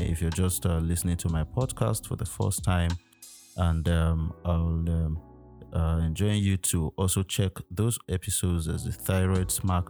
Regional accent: Nigeria; as a Nigerian citizen

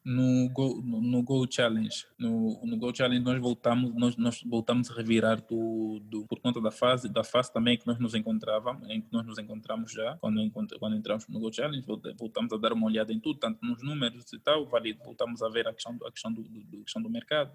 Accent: Luanda, Luanda Province, Angola; Eu nasci e cresci em Luanda. Eu sou daqui

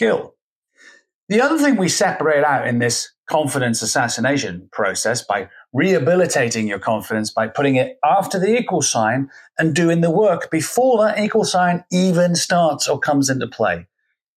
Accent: Scotland, United Kingdom; I'm Scottish and from the UK

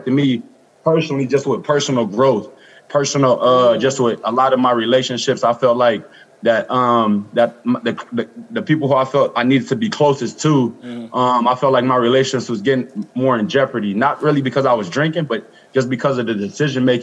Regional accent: Los Angeles, California, United States; I'm from Los Angeles, California. I grew up in South Central

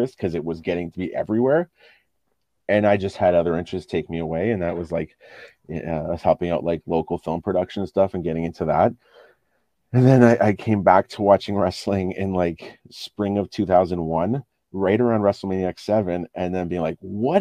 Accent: Ottawa, Ontario, Canada; growing up in Ottawa, there wasn't a whole lot of wrestling here.

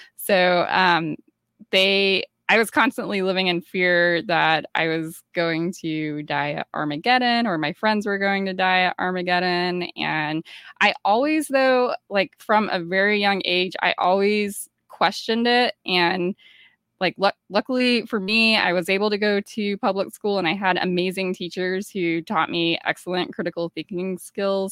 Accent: Georgia, United States; I grew up in Georgia, and Georgia is, you know, part of the Bible Belt

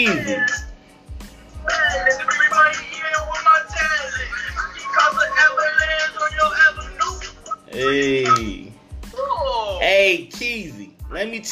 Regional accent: Flint, Michigan, United States; I'm from Flinttown, aka Bedrock

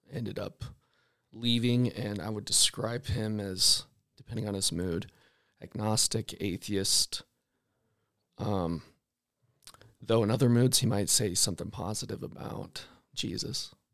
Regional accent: Salt Lake Valley, Utah, United States; born or raised there; also born or lived in Fort Smith, Arkansas

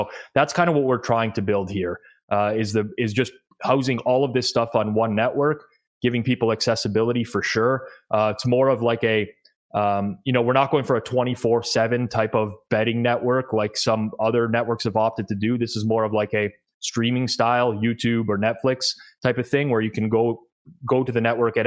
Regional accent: Toronto, Ontario, Canada; I am Canadian, born and raised in Toronto.

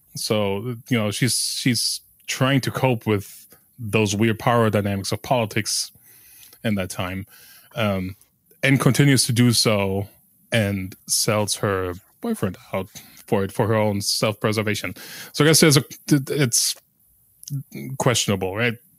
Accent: West Germany, Germany; I grew up in West Germany

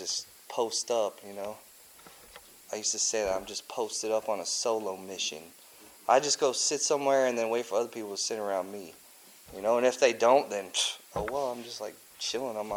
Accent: Cedar Rapids, Iowa, United States; also born or lived in Peoria, Illinois; I was born in Peoria, Illinois. And then when I was like 1.5, we moved to Cedar Rapids, Iowa. And so that's the best childhood ever, man.

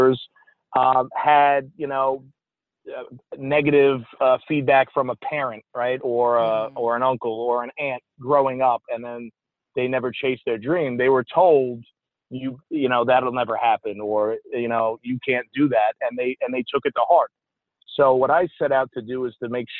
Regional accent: New York City, New York, United States; moved away as an adult; also born or lived in Texas; I grew up in Staten Island, New York

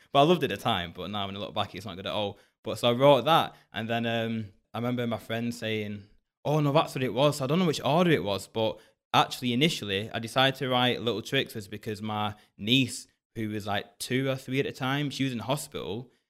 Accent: Bolton, North West England, United Kingdom; also born or lived in Hounslow; I wasn't born up here in Bolton. I was born in Hounslow, down south, but I was adopted.

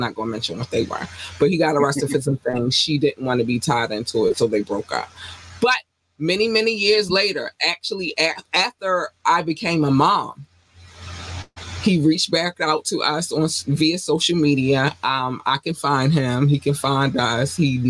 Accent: North Carolina, United States; born there; Originally, I was born in North Carolina. I've not been secretive about that. I was born in North Carolina.

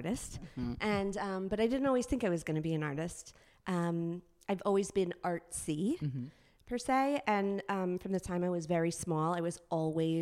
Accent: White Plains, New York, United States; also born or lived in Maryland; I grew up in White Plains, New York, Westchester County

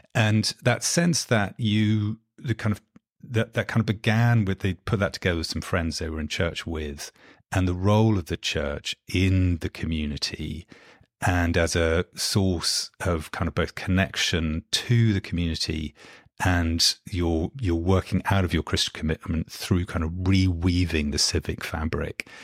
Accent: London, United Kingdom; London born and bred, not, not American, and grew up, uh, actually, I'm, I'm sitting in London at the moment and grew up just a kind of mile and a half or so from where, where I'm sitting at the moment.

